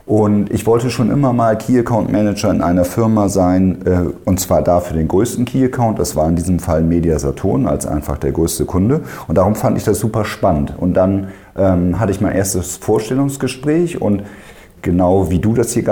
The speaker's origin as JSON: {"language": "German", "region": "Bremen", "country": "Germany", "tie": "born there", "said": "ich bin gebürtiger Bremer, darum, wenn wir denn mal irgendwann zum Lieblingsverein kommen, ist natürlich klar Werder Bremen."}